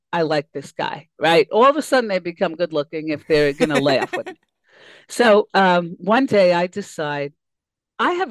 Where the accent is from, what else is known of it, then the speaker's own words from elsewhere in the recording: New York City, New York, United States; moved away; I grew up in Queens